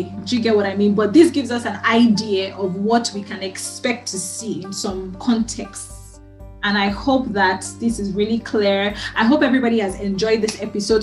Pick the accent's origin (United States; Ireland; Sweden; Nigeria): Nigeria; moved away; I'm from Nigeria.